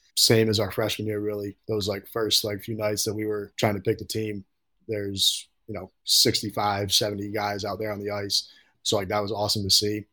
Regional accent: Troy, New York, United States; I'm from Troy, New York, so a little north of Albany. So I grew up playing

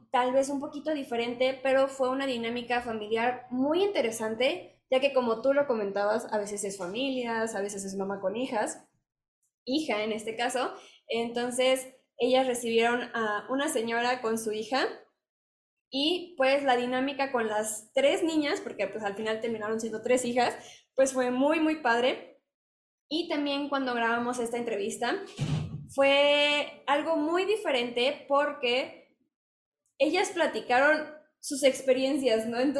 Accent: Mexico; a alguien en casa, durante una semana que podamos compartir nuestra cultura de México con ellos, vivir como mexicanos junto con ellos

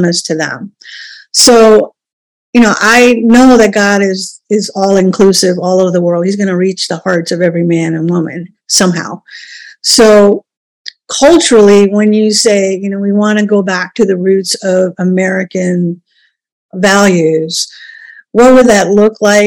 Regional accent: India; now in United States; I wasn't born here. I was born in India.

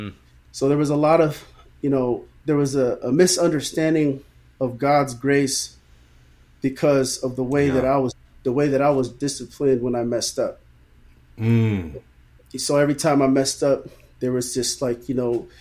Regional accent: Newark, California, United States; also born or lived in Redwood City, California; grew up in Newark all my life, went to Snow Elementary, Newark Junior High, graduated in 2001 from Newark Memorial.

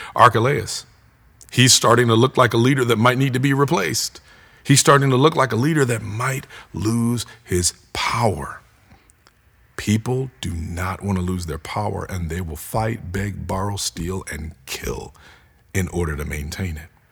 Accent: United States; as American Christians

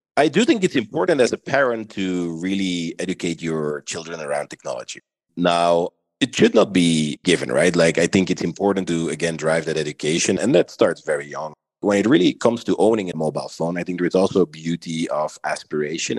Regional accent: Belgium; moved away as an adult; now in Miami, United States; I'm originally from Belgium. I identify as a mixed Belgian Moroccan. Lived in Belgium the majority of my life till about 10 years

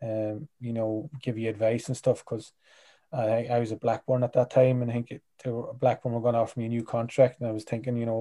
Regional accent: Clones, Ulster, Ireland; moved away; I'm from Clonus, which is probably a big Gaelic town.

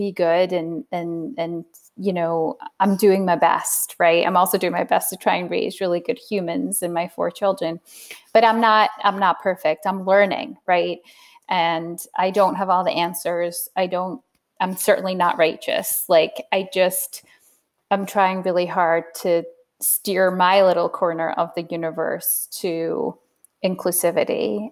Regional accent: United Kingdom; now in United States; I'm British

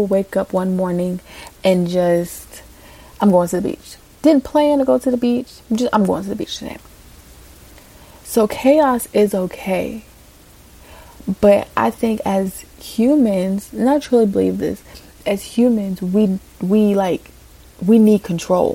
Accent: Virginia, United States; moved away as an adult; also born or lived in California; I was moving back home to Virginia.

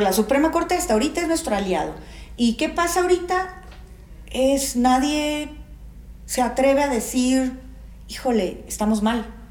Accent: Mexico

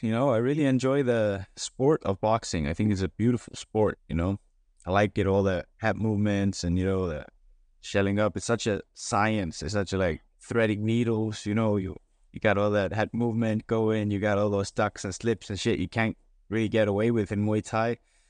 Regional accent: Reykjavik, Capital Region, Iceland; born there; But in Iceland, I was born in Reykjavik, just the capital.

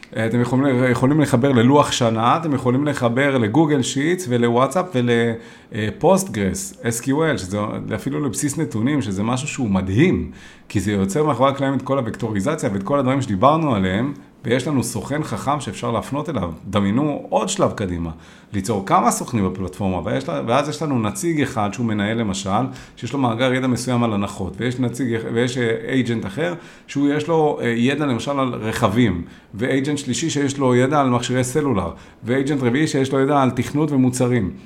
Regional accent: Israel

